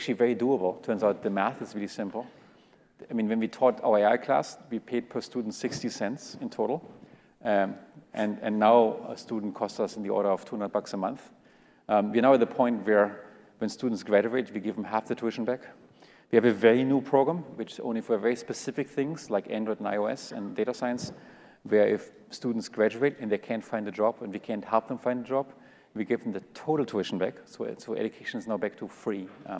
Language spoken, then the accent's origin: English; California, United States; Just because we grew up in California and we went to Stanford doesn't mean we are any better than all these people in Russia and all these people in Africa